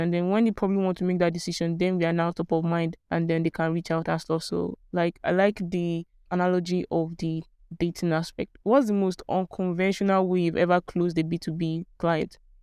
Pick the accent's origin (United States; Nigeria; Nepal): Nigeria; Port Harcourt, Rivers State; I grew up in Port Harcourt